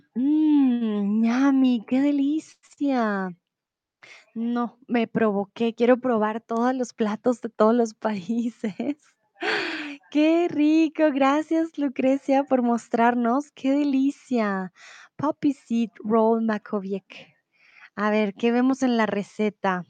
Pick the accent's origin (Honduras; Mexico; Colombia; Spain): Colombia; yo soy de Colombia